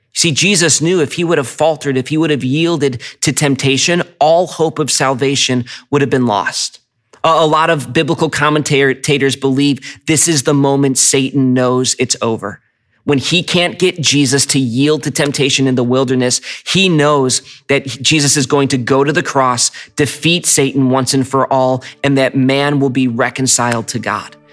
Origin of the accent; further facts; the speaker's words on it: United States; as American Christians